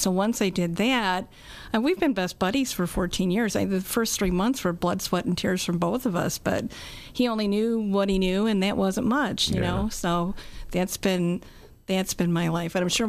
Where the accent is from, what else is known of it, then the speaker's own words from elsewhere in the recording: Glen Ellyn, Illinois, United States; moved away; also born or lived in Grundy County, Illinois; I grew up in Glen Ellen.